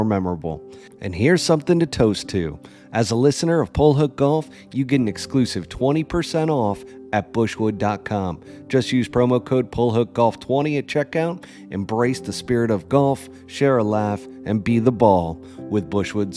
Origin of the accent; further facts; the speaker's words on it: New York City, New York, United States; I'm a New York guy, folks. I'm from New York City